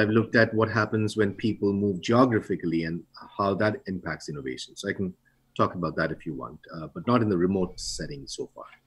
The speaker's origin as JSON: {"language": "English", "country": "India", "moved": "yes", "lives_now": "United States", "said": "I'm from India, you know, I would, I have, I've uh, really old parents there."}